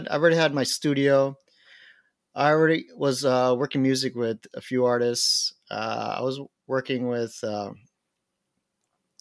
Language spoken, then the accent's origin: English; Miami, Florida, United States; I was born and raised in Miami